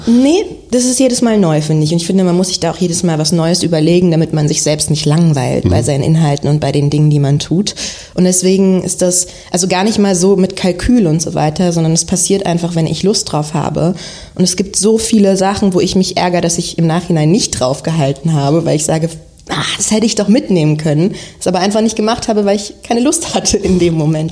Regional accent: Berlin, Germany; geboren in Berlin auch und dann bis zum 16. Lebensjahr in Wilmersdorf gelebt

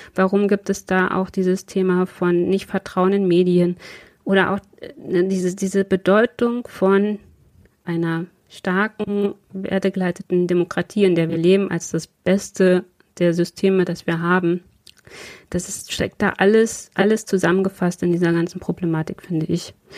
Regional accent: Prignitz, Brandenburg, Germany; moved away as an adult; now in Braunschweig, Germany; ich bin anscheinend äh, im Moment die einzige waschechte Prignitzerin im Bundestag

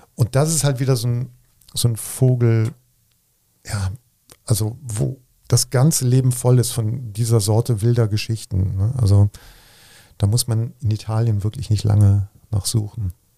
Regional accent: Bergisch Gladbach, North Rhine-Westphalia, Germany; now in Cologne, Germany; ich komme aus Bergisch Gladbach, das ist ja irgendwie Köln

